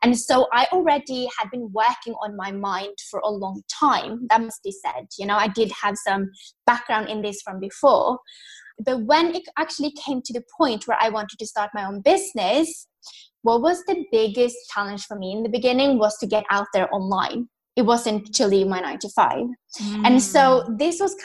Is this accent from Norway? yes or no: yes; Norway; moved away as an adult; also born or lived in London; I'm from Norway, born and raised